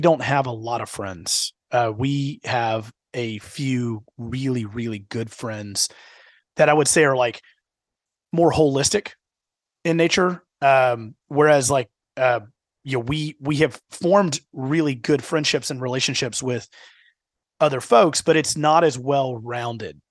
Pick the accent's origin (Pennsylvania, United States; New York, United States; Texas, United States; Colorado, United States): Texas, United States; Houston; now in Dallas-Fort Worth, United States; the D F W market is very different than what I grew up in in the Houston market